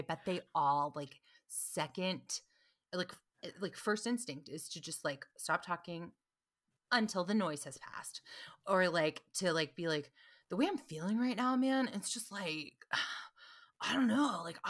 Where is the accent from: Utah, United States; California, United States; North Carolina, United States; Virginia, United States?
North Carolina, United States; moved away; also born or lived in New York; I'm from North Carolina, but I lived in New York for almost as long as I lived in North Carolina.